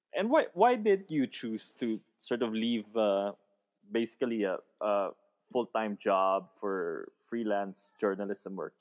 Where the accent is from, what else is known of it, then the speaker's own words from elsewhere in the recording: Baguio, Cordillera Administrative Region, Philippines; I'm from Baguio City